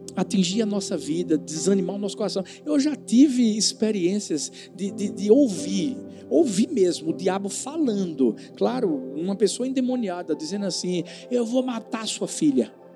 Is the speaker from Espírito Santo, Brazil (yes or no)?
no; Pernambuco, Brazil; eu sou pernambucano, sou nordestino